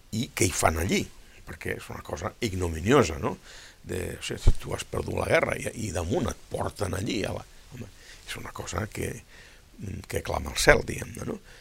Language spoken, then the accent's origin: Catalan; Catalonia, Spain